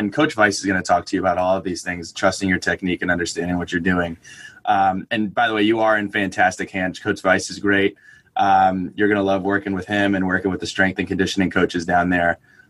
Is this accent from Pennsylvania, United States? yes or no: no; New Jersey, United States; so I'm from New Jersey up around New York, about 500 miles from Virginia Tech.